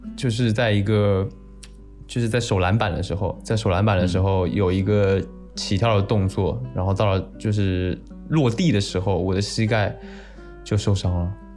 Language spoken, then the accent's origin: Chinese; Taiwan; 我是台湾人